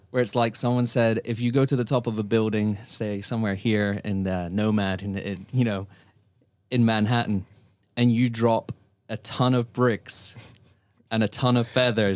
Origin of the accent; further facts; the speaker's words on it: Scotland, United Kingdom; I am a Scotsman